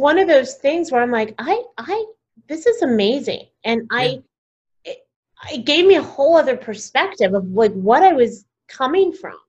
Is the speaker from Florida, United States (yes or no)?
no; Texas, United States; also born or lived in Denver / Plano; now in New York City, United States; I grew up in Texas